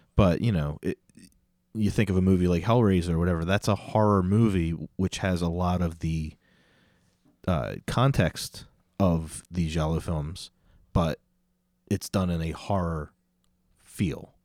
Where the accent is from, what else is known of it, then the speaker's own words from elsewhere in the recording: United States; I'm so American